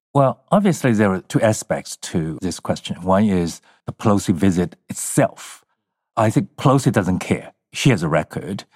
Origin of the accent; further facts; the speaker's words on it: China; now in United States; I grew up in the Maoist era.